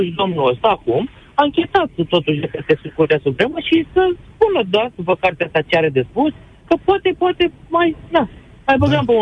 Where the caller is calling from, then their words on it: Germany; Chiar acum sunt în Germania, vă sunt din Germania.